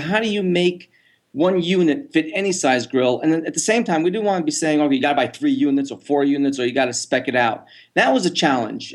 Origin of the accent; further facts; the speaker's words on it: New York, United States; moved away; I was from New York